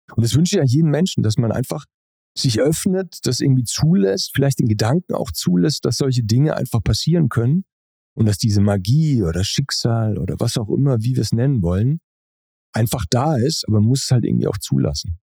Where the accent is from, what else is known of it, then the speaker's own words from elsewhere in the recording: Pforzheim, Baden-Württemberg, Germany; in dem Ort, wo ich groß geworden bin. Also ich komme aus Pforzheim, das ist ein Ort zwischen Stuttgart und Karlsruhe.